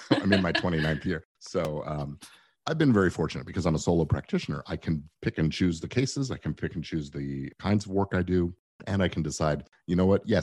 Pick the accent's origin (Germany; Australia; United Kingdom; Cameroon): United Kingdom; England; born there; I was born in England, so I actually have the immigration status where I could get licensed there and work in England as well.